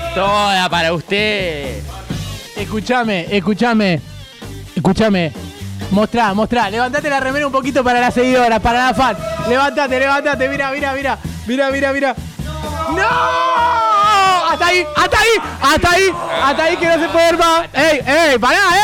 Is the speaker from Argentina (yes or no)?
yes; Ramos Mejía, Buenos Aires Province, Argentina; Yo soy de Ramos